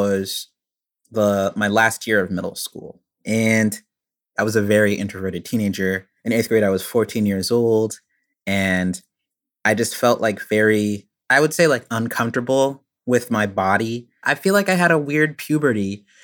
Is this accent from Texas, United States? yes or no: yes; Richardson, Texas, United States; now in Boston, United States; I grew up in Richardson, Texas